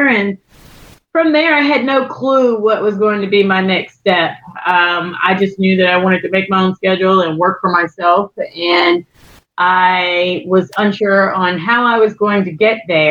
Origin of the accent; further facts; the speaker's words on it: North Carolina, United States; also born or lived in Raleigh, North Carolina; I am a North Carolina native, born and raised here